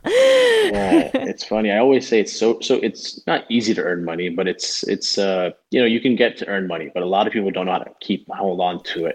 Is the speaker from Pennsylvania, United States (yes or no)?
no; Broward County, South Florida, United States; also born or lived in Clearwater, Florida / Miami, Florida; we bro- both grew up in Broward County, which I feel like even though it's South Florida